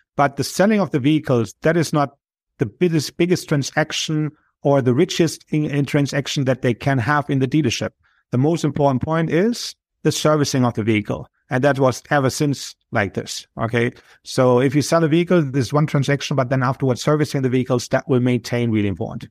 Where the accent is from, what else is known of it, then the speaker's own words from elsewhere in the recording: Germany; moved away; I'm originally from Germany